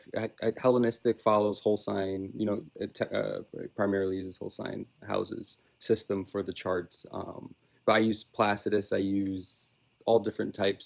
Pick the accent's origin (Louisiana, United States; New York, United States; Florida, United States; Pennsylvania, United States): New York, United States; New York City; I'm also from Brooklyn, New York. I was born and raised here, so I'm a New York City kid.